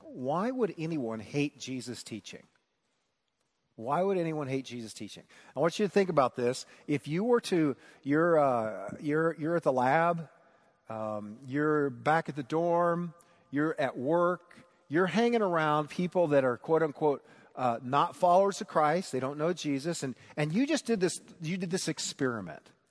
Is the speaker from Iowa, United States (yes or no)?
yes; Newton, Iowa, United States; moved away; at Perkins in Newton, Iowa